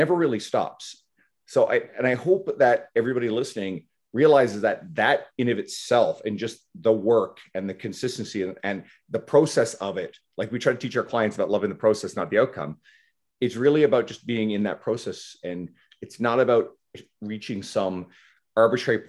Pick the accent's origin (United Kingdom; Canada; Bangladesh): Canada; East Coast of Canada; moved away; I'm originally from the East Coast of Canada, so I'm going home to see my folks in a couple of weeks